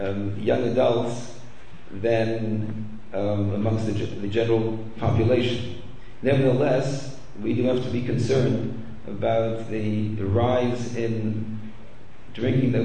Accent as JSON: {"language": "English", "country": "Canada", "tie": "born or raised there", "said": "I grew up in Canada"}